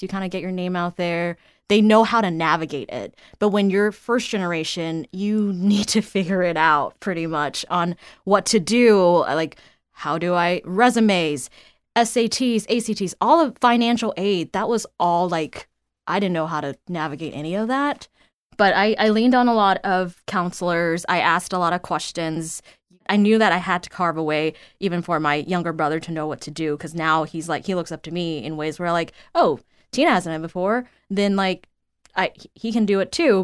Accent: Houston, Texas, United States; moved away as an adult; found my way back to my hometown

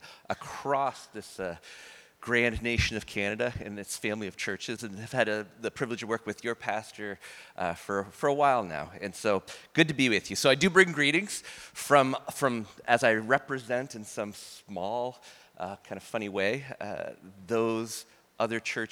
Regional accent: near the New Brunswick border, Maine, United States; I was born like a half hour from the New Brunswick border

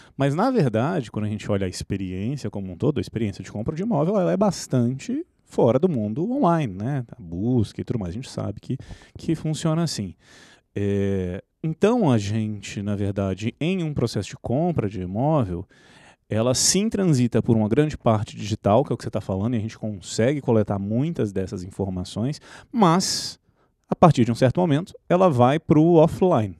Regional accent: Minas Gerais, Brazil; nós, como mineiros

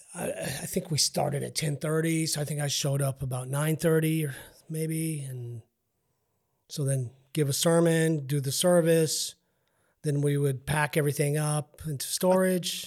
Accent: El Paso, Texas, United States; I'm from Northeast

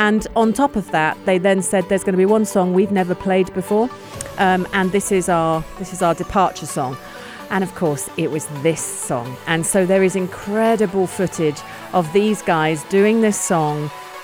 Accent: United Kingdom; as a Brit

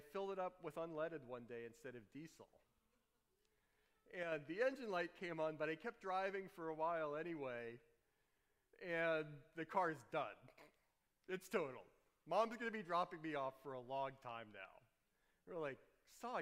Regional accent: New Orleans, Louisiana, United States; Growing up in New Orleans, all those humid summers, no air conditioning.

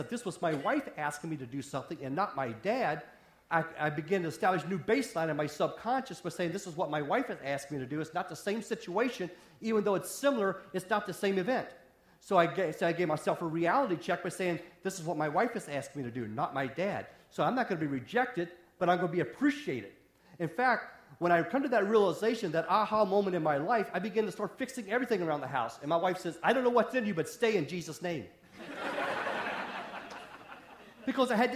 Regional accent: West Virginia, United States; moved away; also born or lived in Wisconsin; I grew up in the hills of West Virginia

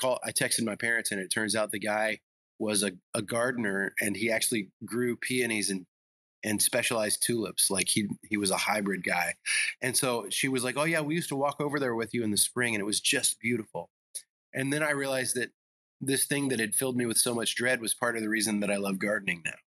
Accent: the South, United States; also born or lived in Illinois; And I also grew up in the South

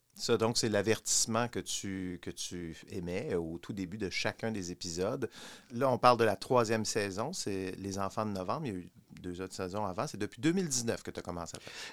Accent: Quebec, Canada; j'ai grandi au Québec pendant ces années-là

